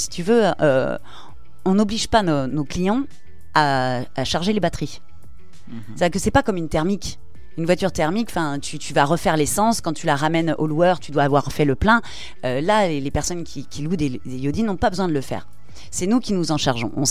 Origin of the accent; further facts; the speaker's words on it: Toulouse, Occitania, France; Parce qu'on est, on est toulousain et pour l'instant, euh, on n'est que sur Toulouse.